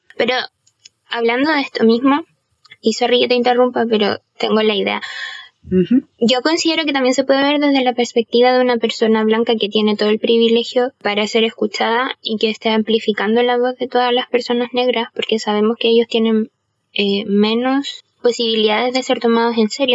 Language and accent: Spanish; Chile